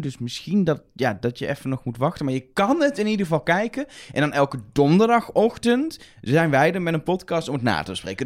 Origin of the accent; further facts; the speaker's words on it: Netherlands; We komen uit Nederland